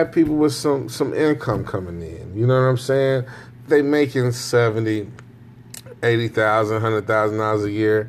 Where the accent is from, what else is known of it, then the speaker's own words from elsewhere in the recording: Chicago, Illinois, United States; I'm from Chicago